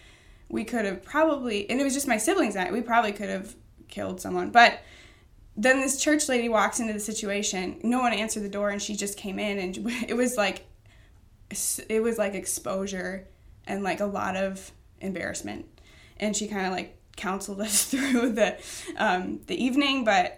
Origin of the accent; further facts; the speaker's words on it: Baraboo, Wisconsin, United States; I grew up in Baraboo.